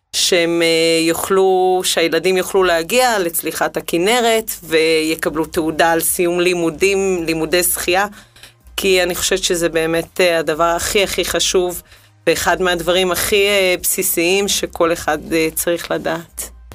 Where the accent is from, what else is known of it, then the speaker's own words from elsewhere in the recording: Israel; גדלתי בקיבוץ